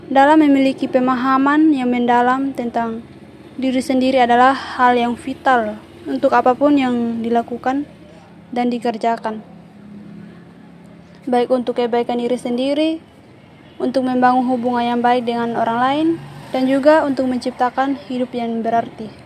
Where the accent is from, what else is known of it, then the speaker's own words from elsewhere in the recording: Sabu, East Nusa Tenggara, Indonesia; born there; dengan NIM 13 2020 031. Saya lahir di Sabu tanggal 2 Juni 2000.